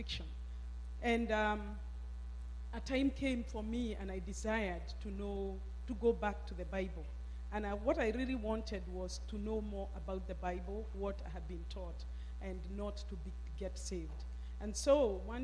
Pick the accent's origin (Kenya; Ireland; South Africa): Kenya; moved away as an adult; I grew up in Kenya, up country